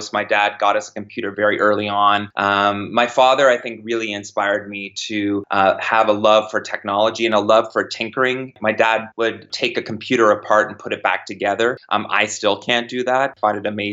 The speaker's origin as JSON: {"language": "English", "town": "Kitchener-Waterloo", "region": "Ontario", "country": "Canada", "said": "I'm from Kitchener-Waterloo, Ontario, which is home of Research in Motion, or BlackBerry"}